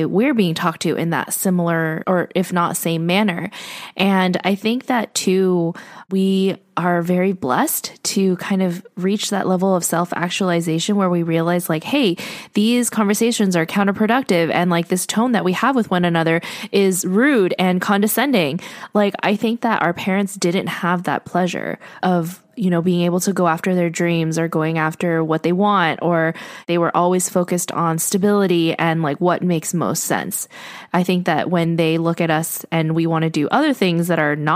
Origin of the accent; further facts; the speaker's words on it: United States; I am only American